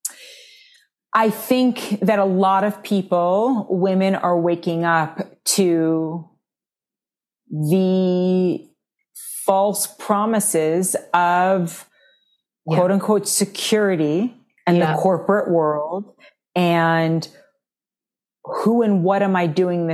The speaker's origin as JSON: {"language": "English", "town": "New York City", "region": "New York", "country": "United States", "tie": "born or raised there", "said": "I grew up in New York City"}